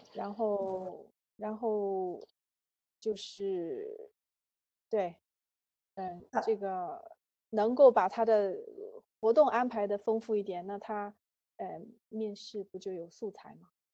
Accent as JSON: {"language": "Chinese", "country": "China", "said": "我们都是中国人"}